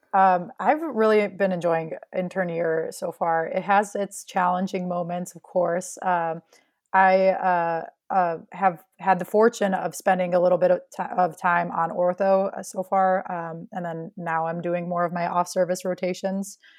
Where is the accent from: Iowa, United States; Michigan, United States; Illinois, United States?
Illinois, United States; Chicago; I was born in Chicago and grew up just outside of the city